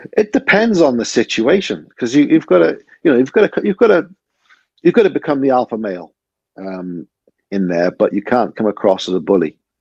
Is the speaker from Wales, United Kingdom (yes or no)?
yes; Cardiff, Wales, United Kingdom; I grew up in Butetown.